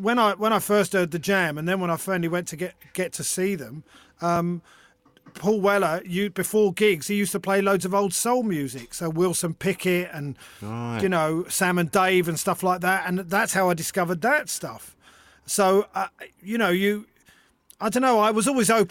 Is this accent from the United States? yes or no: no; London, United Kingdom; I was born in London. I grew up in London.